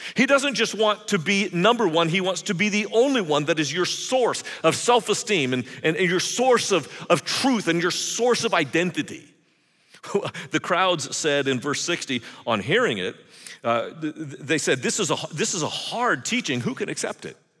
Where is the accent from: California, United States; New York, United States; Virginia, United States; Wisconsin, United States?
California, United States; I grew up in California in the seventies